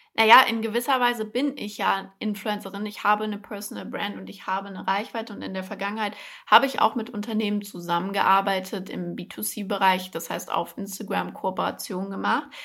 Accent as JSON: {"language": "German", "town": "Frankfurt", "region": "Hesse", "country": "Germany", "tie": "born or raised there", "moved": "as an adult", "lives_now": "Berlin, Germany", "said": "in Frankfurt geboren und aufgewachsen, bin letztes Jahr nach Berlin gezogen"}